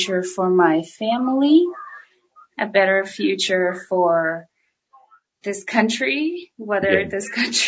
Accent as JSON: {"language": "English", "town": "Daytona Beach", "region": "Florida", "country": "United States", "said": "I'm from Daytona, Florida. Daytona Beach."}